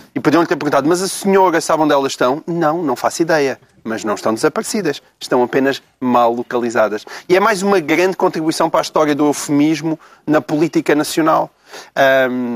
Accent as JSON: {"language": "Portuguese", "town": "Portalegre", "region": "Alentejo", "country": "Portugal", "tie": "born or raised there", "said": "na minha terra, a minha grande terra de Porto Alegre"}